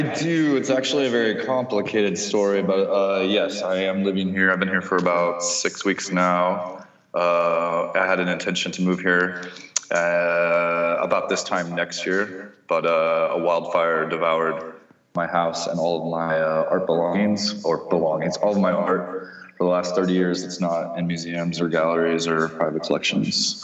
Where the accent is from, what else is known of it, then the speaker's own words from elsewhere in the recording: Kansas City, United States; moved away as an adult; also born or lived in San Francisco; now in Colorado, United States; I grew up in Kansas City